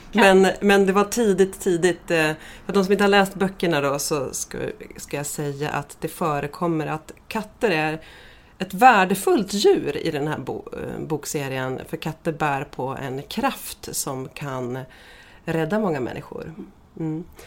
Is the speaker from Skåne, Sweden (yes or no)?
no; Gästrikland, Gävleborg County, Sweden; mina hemtrakter i Gästrikland